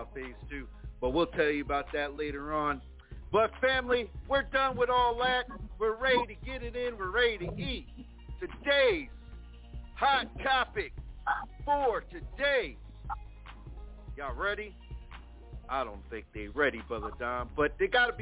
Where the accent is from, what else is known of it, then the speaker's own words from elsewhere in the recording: Plainfield, New Jersey, United States; my hometown of Plainfield, New Jersey